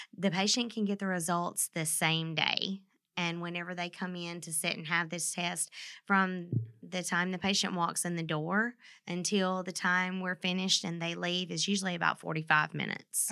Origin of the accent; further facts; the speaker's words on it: Mississippi, United States; moved away as an adult; now in Vincennes, United States; I'm from Mississippi